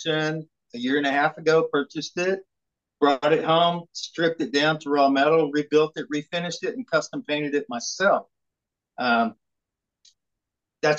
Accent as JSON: {"language": "English", "region": "southern Oklahoma", "country": "United States", "tie": "born or raised there", "said": "I'm from Oklahoma. I grew up here in southern Oklahoma"}